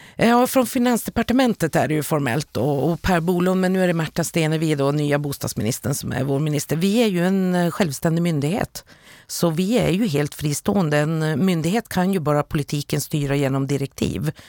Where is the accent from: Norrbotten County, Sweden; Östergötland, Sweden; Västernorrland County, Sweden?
Norrbotten County, Sweden; Luleå; städer som Luleå där jag kommer ifrån